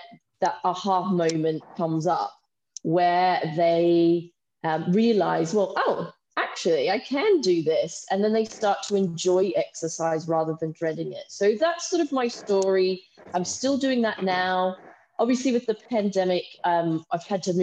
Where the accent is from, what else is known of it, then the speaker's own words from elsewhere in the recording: Australia; moved away as an adult; now in United Kingdom; I'm from Australia, so I did my nursing training in Australia. And then a few years after that, I moved to the UK